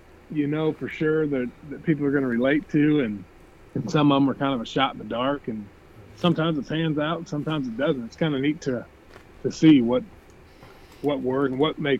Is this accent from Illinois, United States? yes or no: yes; Illinois, United States; moved away as an adult; now in Missouri, United States; I grew up in Illinois and went to school in Missouri and found all the ducks that we used to have in Illinois when I was younger, and never left